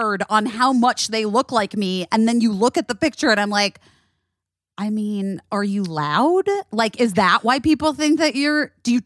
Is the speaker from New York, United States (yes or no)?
no; Los Angeles, California, United States; I'm from Los Angeles